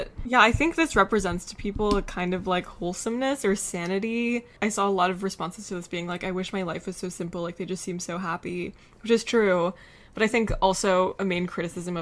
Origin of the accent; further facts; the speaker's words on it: South Carolina, United States; moved away; Biz and I grew up in South Carolina